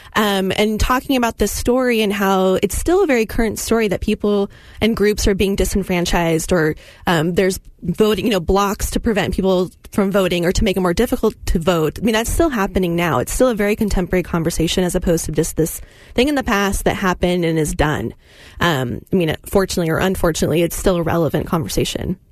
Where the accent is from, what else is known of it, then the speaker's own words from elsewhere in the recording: California, United States; now in Utah, United States; I grew up in California